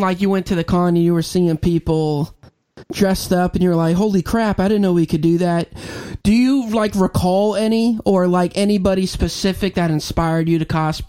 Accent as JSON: {"language": "English", "town": "Chesapeake", "region": "Virginia", "country": "United States", "tie": "born or raised there"}